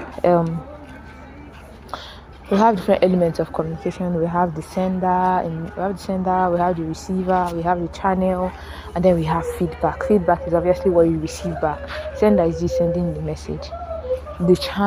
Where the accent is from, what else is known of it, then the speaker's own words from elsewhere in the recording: Nigeria; as a Nigerian